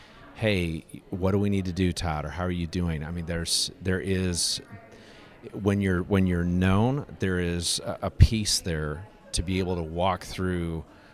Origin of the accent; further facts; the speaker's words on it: DR Congo; I grew up in Congo and lived there for 8 years, and my parents have been missionaries there for a little over 40 years